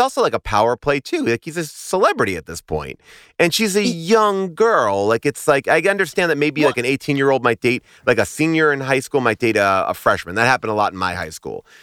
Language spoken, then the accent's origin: English; New York, United States; I grew up in New York.